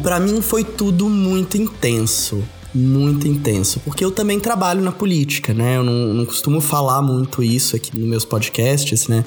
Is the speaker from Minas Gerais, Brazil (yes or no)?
yes; Belo Horizonte, Minas Gerais, Brazil; sou de BH, assim como a Letícia